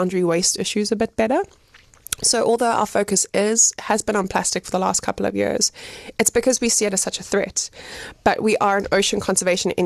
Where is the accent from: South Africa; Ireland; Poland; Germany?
South Africa; Pietermaritzburg, KwaZulu-Natal; moved away as an adult; also born or lived in United Kingdom / China / Johannesburg / Cape Town; now in Gqeberha (Nelson Mandela Bay), South Africa; So I'm from Pietermaritzburg. I grew up there